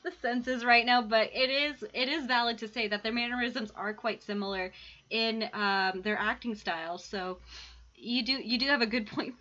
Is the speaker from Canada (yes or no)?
yes; Canada; We're too Canadian for